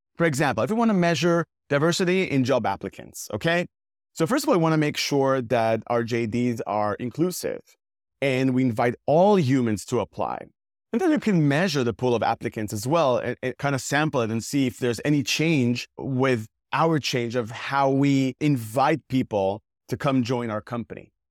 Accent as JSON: {"language": "English", "country": "Israel", "said": "I'm originally from Israel."}